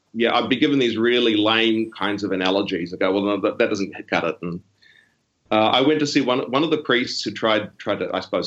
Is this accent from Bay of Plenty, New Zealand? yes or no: no; Auckland, New Zealand; moved away as an adult; now in Sydney, Australia; I grew up in South Auckland, which is Auckland's the biggest city that New Zealand has